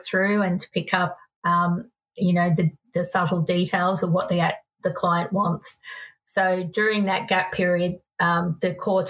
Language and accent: English; Sydney, New South Wales, Australia; moved away as an adult; also born or lived in Salt Lake City, Utah; I come from Sydney, inner city Sydney, and, you know, where I drove a teeny tiny car because I lived in the inner city